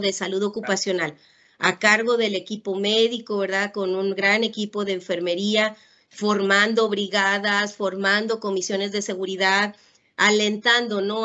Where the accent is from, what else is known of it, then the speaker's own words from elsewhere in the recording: Ciudad Valles, San Luis Potosí, Mexico; moved away as an adult; now in Monterrey, Mexico; soy originaria de Ciudad Valle, San Luis Potosí. Por temas de educación, pues me vine a Monterrey, Nuevo León a estudiar